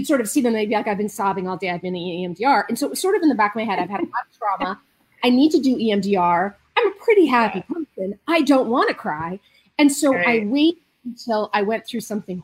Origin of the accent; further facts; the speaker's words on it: Marin County, California, United States; I'm a Jew from Marin County. I have been since I was 16